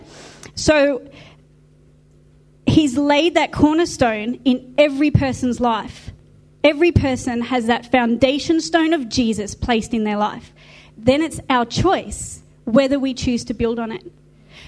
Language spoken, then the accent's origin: English; Australia; we're Australians. We're Aussies.